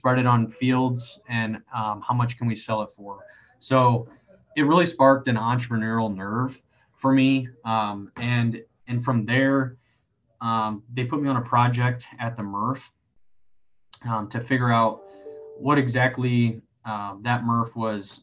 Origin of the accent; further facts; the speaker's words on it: Elkhart, Indiana, United States; moved away as an adult; now in Columbus, United States; I'm from Elkhart, Indiana, so there's a lot of manufacturing in that area